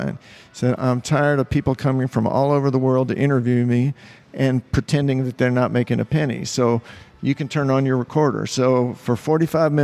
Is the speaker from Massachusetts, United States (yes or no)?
no; Cincinnati, Ohio, United States; moved away as an adult; also born or lived in Chicago; now in New Orleans, United States; I grew up in Cincinnati, but I lived in Chicago for 6 years